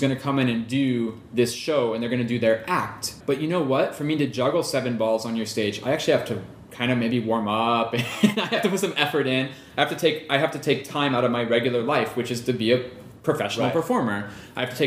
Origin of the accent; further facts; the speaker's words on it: Ohio, United States; moved away as an adult; also born or lived in Europe; I grew up in Ohio